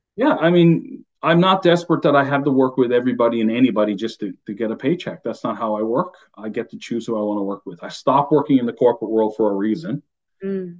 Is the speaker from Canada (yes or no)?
yes; Newfoundland and Labrador, Canada; accent: Newfie; moved away as an adult; my Newfie accent comes out, even though I've been, you know, I left home almost 30 years ago.